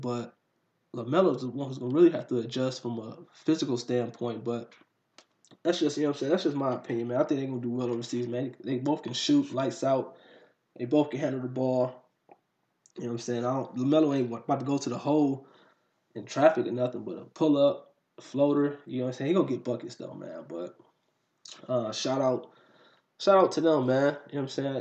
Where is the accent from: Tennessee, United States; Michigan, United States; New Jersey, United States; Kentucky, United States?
Michigan, United States; Detroit; I'm from Detroit, Michigan